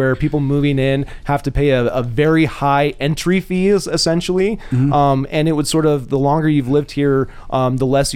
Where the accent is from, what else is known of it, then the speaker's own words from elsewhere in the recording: Spokane, Washington, United States; also born or lived in Midwest; now in Missoula, United States; I was born in Spokane and lived in the Midwest for a while